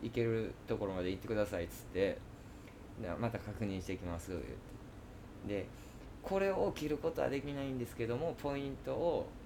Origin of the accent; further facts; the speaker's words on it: Kansai, Japan; accent: Kansai-ben; 俺もう関西弁でめちゃくちゃ